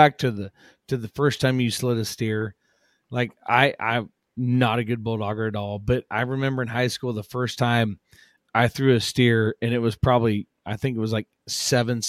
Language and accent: English; Sidney, Iowa, United States; That's my hometown